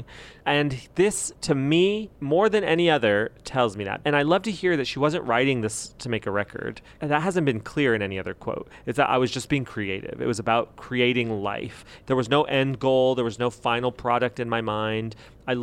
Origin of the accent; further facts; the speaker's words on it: New Mexico, United States; I'm from New Mexico